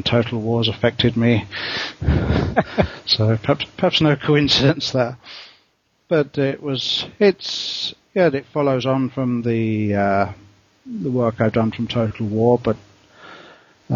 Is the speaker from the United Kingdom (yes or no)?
yes; England, United Kingdom; also born or lived in Australia; now in Bangkok, Thailand; I'm English